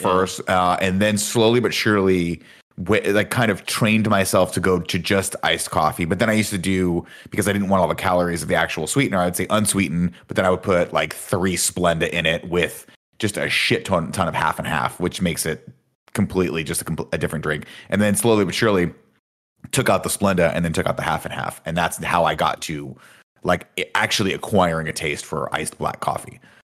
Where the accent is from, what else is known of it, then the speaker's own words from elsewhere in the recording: Southern California, United States; I'm from Southern California